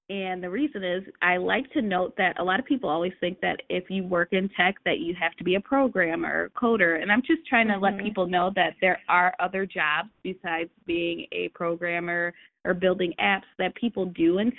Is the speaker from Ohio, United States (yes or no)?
yes; Ohio, United States; We're actually both from Ohio